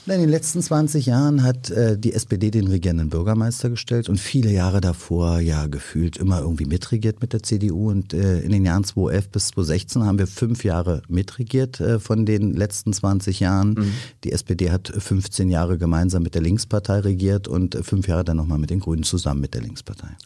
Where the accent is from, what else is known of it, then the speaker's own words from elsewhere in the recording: Berlin, Germany; in Westteil aufgewachsen, äh, geboren und auch aufgewachsen, lebe dort auch noch